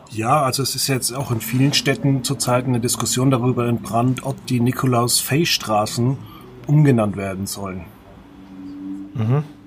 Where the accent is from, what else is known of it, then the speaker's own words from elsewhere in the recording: Veitshöchheim area, Franconia, Bavaria, Germany; neben meiner Heimatgemeinde in Veitshöchheim